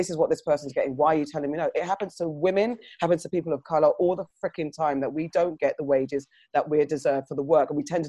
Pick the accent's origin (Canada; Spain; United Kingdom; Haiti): United Kingdom; First of all, I think the UK, we are the British whites, tend to be quite reserved about these type of things and don't like talking about these type of things. And as black citizens in this white country, we've adopted some of their ways